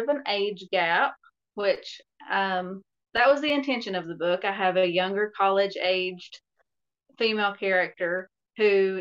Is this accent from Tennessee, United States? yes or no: yes; Tennessee, United States; I'm actually from Tennessee.